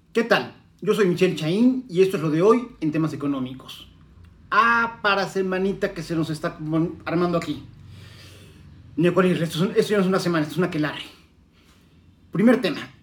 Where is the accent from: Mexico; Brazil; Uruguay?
Mexico; como mexicanos